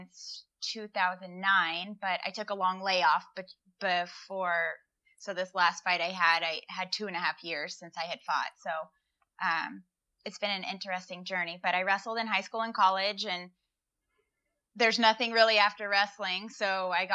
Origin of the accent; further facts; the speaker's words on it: Walnut Creek, California, United States; moved away as an adult; also born or lived in Midwest; I went to Los Lomas. I grew up in Walnut Creek.